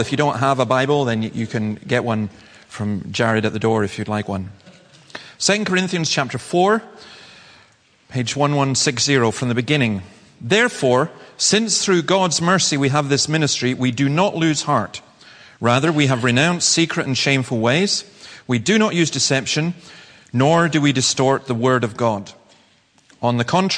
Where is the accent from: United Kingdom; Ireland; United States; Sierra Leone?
United Kingdom; the Highlands, Scotland; I come from the Highlands.